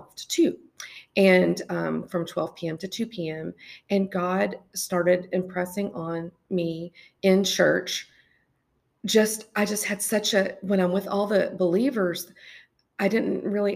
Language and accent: English; United States; living here in America